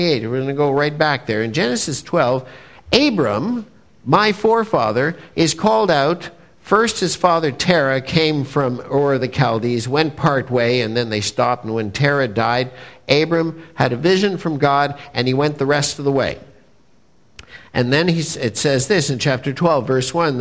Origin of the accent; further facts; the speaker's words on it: Montreal, Quebec, Canada; I'm a good Jewish boy from Montreal